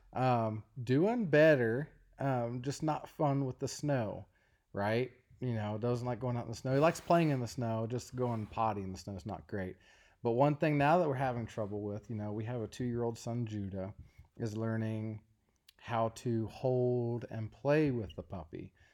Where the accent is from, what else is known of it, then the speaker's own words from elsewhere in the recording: Ashland, Kentucky, United States; moved away as an adult; we both are from Kentucky, And we lived in Eastern Kentucky, a place called Ashland, Kentucky.